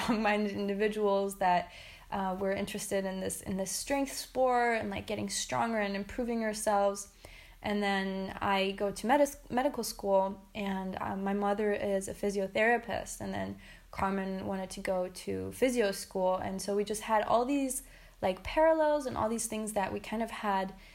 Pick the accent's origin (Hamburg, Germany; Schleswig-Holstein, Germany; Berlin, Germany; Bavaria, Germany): Berlin, Germany; So I come from Berlin